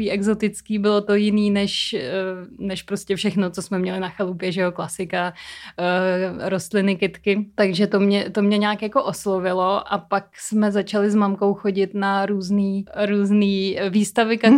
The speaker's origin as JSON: {"language": "Czech", "region": "Prague", "country": "Czechia", "tie": "born or raised there", "said": "já jsem sice rodilý Pražák, ale trávila jsem velkou část dětství na chalupě"}